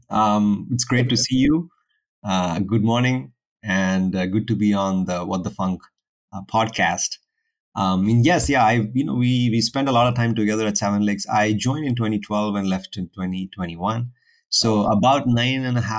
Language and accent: English; Kerala, India; So I'm originally from India, uh, the south of India, a state called Kerala, which is like at the southernmost west tip of India.